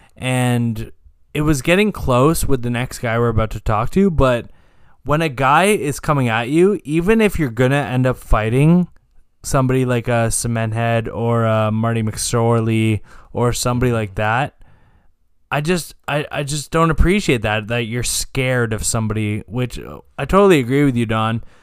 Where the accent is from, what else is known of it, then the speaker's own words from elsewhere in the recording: Canada; we're Canadian.